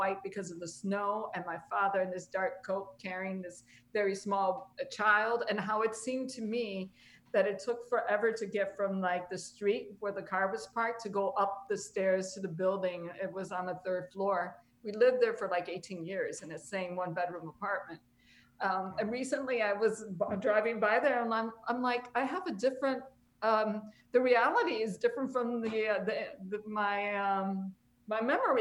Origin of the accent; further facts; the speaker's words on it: Chicago, Illinois, United States; I am a Humble Park girl at heart. You can't take the Humble Park out of me, and I don't want